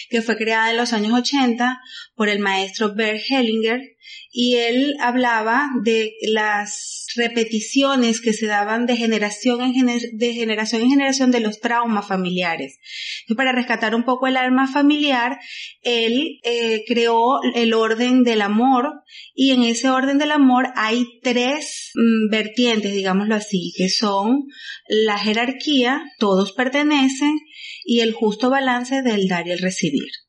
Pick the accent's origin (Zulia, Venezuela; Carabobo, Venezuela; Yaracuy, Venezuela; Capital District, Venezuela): Carabobo, Venezuela; Güigüe; Huigüe es un pueblo que está muy cerca de Valencia, como a 45 minutos, mi pueblo querido natal.